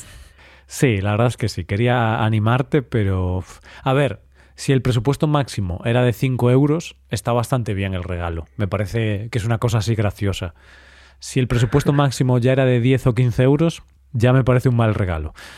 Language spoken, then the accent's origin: Spanish; Vigo, Galicia, Spain; moved away; Vigo, la ciudad donde mi ciudad natal, ahora no vivo ahí